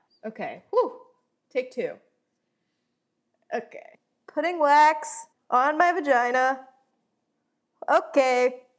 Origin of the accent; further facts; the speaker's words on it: South Florida, United States; I'm from South Florida